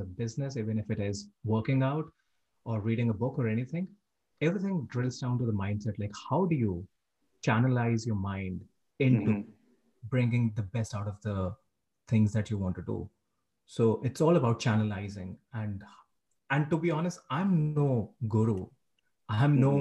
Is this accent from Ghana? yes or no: no; India; moved away as an adult; now in Canada; I'm from India. I moved to Canada 1.5 years back